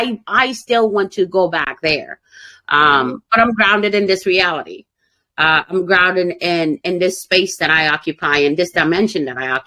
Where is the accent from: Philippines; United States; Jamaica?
Jamaica; I was like, no, you crazy, man, because I'm Jamaican. We ain't black together.